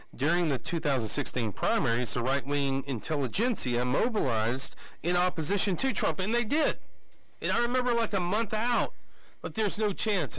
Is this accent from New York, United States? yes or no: no; Abernathy, Texas, United States; moved away; growing up in Abernathy